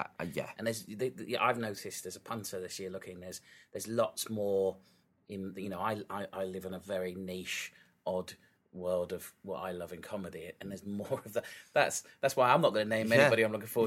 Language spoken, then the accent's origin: English; London, United Kingdom; I was a kid from London